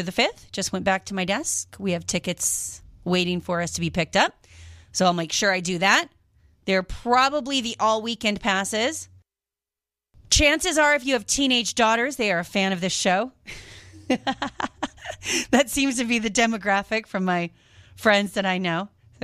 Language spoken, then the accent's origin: English; Seattle, Washington, United States; now in Las Vegas, United States; I grew up in the Seattle area.